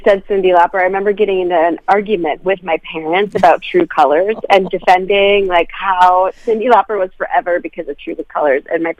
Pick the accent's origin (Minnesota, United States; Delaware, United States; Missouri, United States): Minnesota, United States; also born or lived in Wisconsin / Chicago / Nashville; Yeah, I'm Minnesotan from birth. Yep, I grew up mostly right by the State Fair.